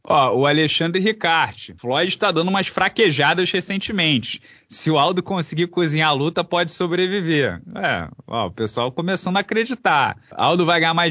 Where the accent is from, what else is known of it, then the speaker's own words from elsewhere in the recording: Brazil; a gente é brasileiro